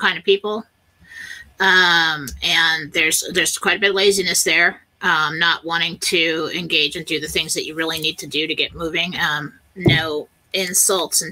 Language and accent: English; California, United States; moved away; I grew up in California, And we're always waiting on the big one